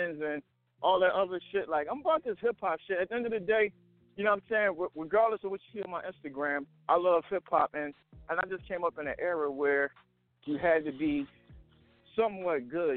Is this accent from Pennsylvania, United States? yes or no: yes; Philadelphia, Pennsylvania, United States; I'm from Philadelphia